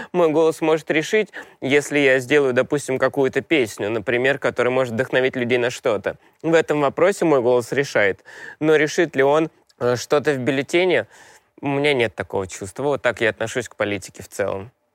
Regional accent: Moscow, Russia; Я москвич

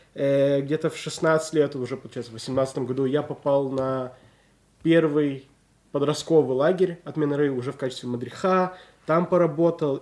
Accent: Nizhny Tagil, Sverdlovsk Oblast, Russia; born or raised there; also born or lived in Israel

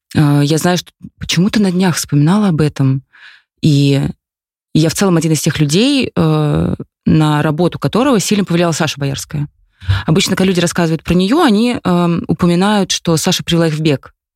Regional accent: Khimki, Moscow Oblast, Russia; я выросла в Химках

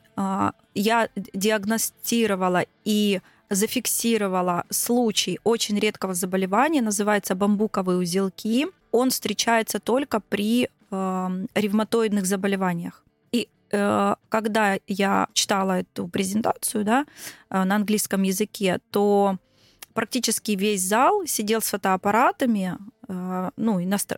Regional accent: Krasnodar, Krasnodar Krai, Russia; я из Краснодара.

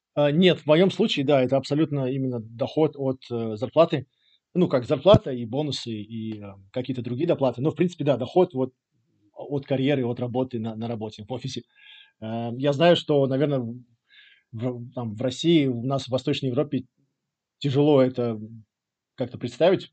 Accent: Riga, Latvia; moved away as an adult; also born or lived in England / Angola / Egypt; now in Portugal; я из Риги, э, из Латвии, родился, вырос э, в Латвии

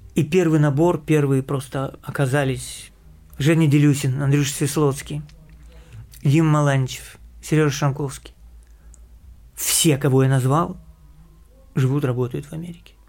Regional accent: Kyiv, Ukraine; moved away; also born or lived in United States / Russia; Я киевлянин, я родился в Киеве

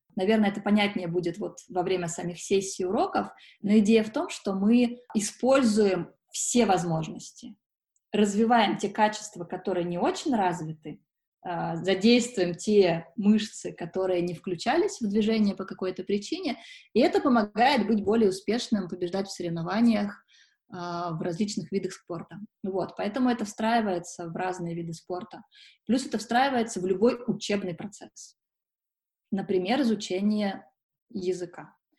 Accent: Sochi, Krasnodar Krai, Russia; now in Moscow, Russia; Периодически я езжу за солнцем в Сочи, это мой родной город

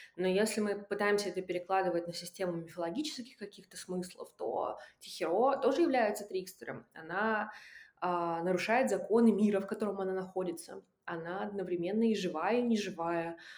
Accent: Russian Far East, Russia; moved away; я выросла на Дальнем Востоке

